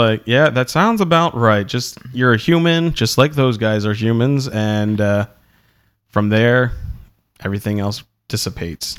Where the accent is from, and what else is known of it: Delaware, United States